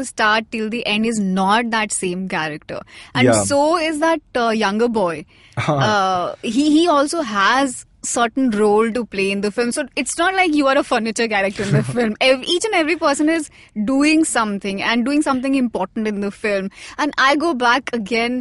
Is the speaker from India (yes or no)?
yes; North India, India; I'm from North India